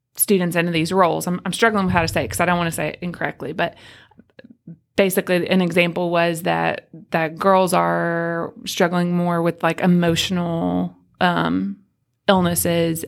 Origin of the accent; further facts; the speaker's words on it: Tennessee, United States; I am from Tennessee